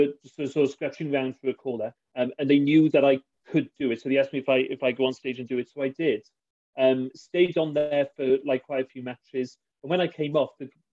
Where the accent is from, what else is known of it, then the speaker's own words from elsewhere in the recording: Barry, Wales, United Kingdom; I grew up in Barry, so I played in the local Barry League on a Friday